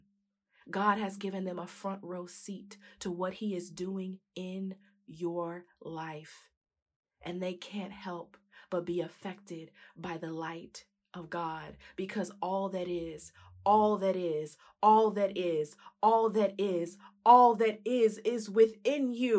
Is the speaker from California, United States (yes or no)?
yes; San Diego, California, United States; the church I grew up in San Diego, California